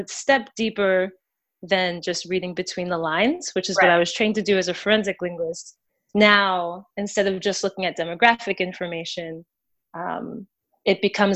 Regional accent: Delaware, United States; now in Oakland, United States; I'm originally from the East Coast, a small but wonderful state called Delaware.

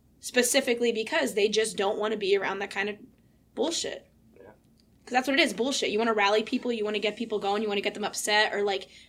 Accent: Wilkes-Barre, Pennsylvania, United States; I grew up in South Wilkes-Barre. That's my neighborhood. I went to Myers High School.

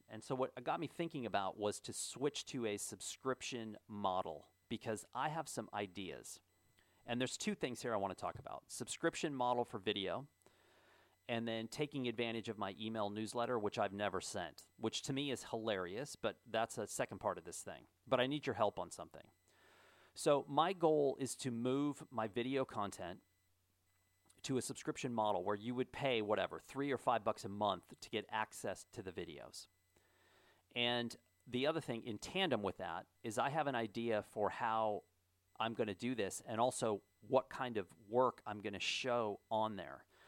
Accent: Kennerville, Indiana, United States; moved away; my hometown, Kennerville, Indiana

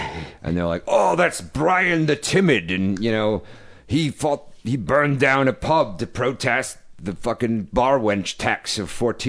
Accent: Providence, Rhode Island, United States; moved away; It made me feel homesick for my hometown of Providence, Rhode Island.

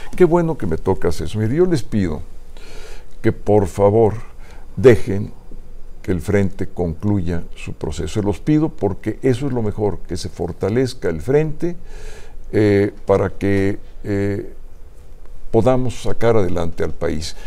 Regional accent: Mexico; somos los mexicanos

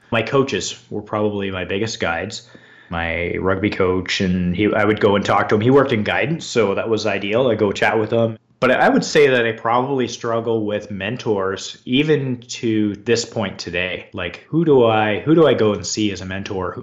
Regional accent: London, Ontario, Canada; I grew up in London, Ontario, Canada

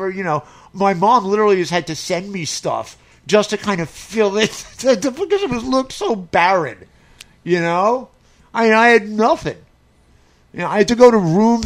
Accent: New York, United States; moved away; I'm from New York.

